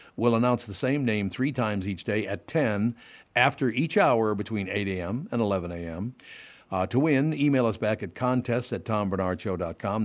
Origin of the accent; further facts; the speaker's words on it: Minneapolis, Minnesota, United States; growing up in North Minneapolis